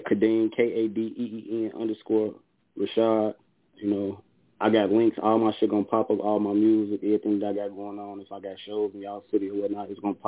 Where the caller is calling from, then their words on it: Chicago, Illinois, United States; I'm calling from Chicago.